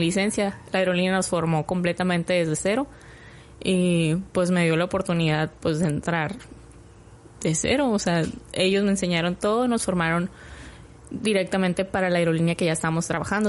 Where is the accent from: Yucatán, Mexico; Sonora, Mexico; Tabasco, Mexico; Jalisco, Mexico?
Sonora, Mexico; Hermosillo; moved away as an adult; yo soy de Hermosillo